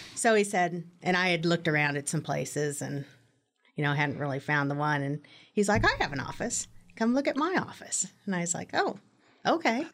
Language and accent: English; Manhattan, Kansas, United States; moved away as an adult; I grew up in Manhattan